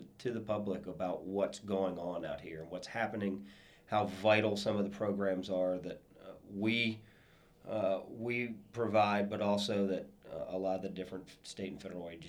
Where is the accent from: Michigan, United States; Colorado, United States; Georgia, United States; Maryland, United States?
Maryland, United States; Crofton; I grew up outside of Annapolis in Crofton